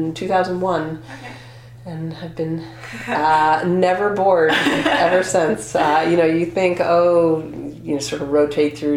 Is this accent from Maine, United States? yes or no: yes; Maine, United States; also born or lived in Oregon / Vermont; I grew up in Maine